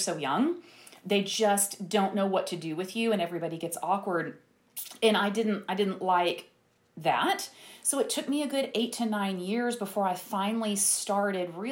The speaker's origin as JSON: {"language": "English", "town": "Tyler", "region": "Texas", "country": "United States", "also_born_or_lived": "Dallas", "moved": "yes", "said": "I'm from Tyler"}